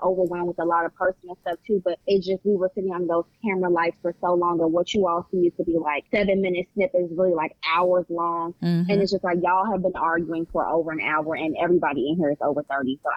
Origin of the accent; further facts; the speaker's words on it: Chicago, Illinois, United States; now in Virginia, United States; I am from Chicago